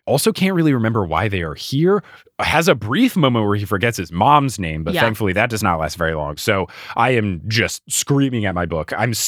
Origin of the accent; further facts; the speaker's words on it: New Jersey, United States; also born or lived in Texas; And my friends and I, born and raised in New Jersey, thought, what MTV reality show are they filming in Seaside Heights, New Jersey? And then I moved to Texas and the show came out and everyone knew me as the guy from New Jersey.